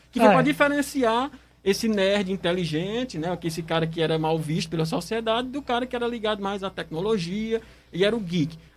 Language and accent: Portuguese; Northeast Region, Brazil; a gente aqui, enquanto nordestino, por exemplo, se a gente fosse encaixar aqui em todos os estereótipos